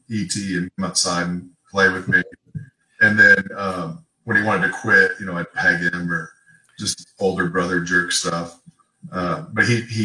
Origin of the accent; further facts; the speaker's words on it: Texas, United States; also born or lived in Iowa; the way we were raised here in Texas